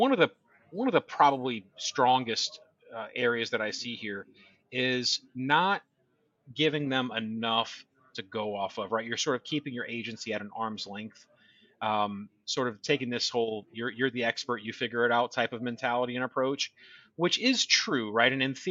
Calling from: Tampa, Florida, United States; just outside of Tampa.

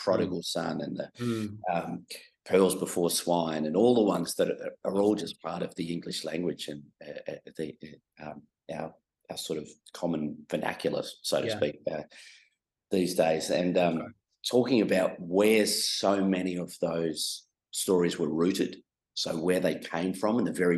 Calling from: Melbourne, Victoria, Australia; Well, we're based here in Melbourne.

